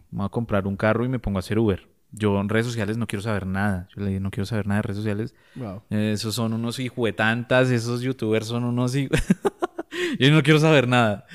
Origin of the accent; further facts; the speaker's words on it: Bogotá, Colombia; Yo, yo me crié en Libertadores